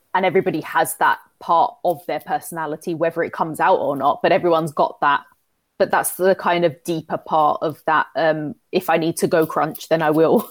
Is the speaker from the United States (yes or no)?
no; London, United Kingdom; moved away; I'm from London. I don't know, I no longer live in London anymore